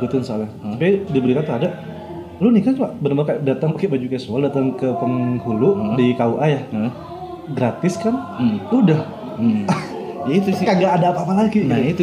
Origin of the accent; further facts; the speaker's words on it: Madura, East Java, Indonesia; gue kan orang Madura ya hmm. gue tinggal di Madura